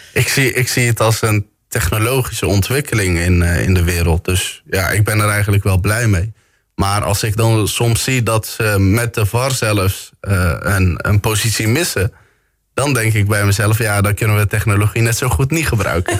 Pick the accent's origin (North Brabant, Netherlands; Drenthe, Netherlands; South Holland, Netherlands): North Brabant, Netherlands; Bergen op Zoom; geboren en getogen in Bergen op Zoom.